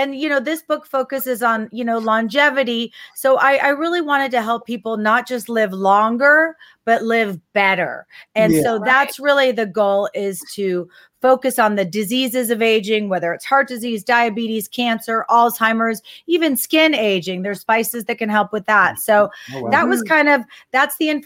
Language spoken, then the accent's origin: English; Texas, United States; moved away; also born or lived in San Francisco; I grew up in Texas